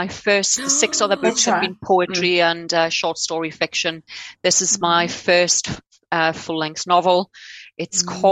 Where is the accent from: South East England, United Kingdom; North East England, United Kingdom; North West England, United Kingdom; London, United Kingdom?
North East England, United Kingdom; Newcastle upon Tyne; born or raised there; accent: Geordie; now in Australia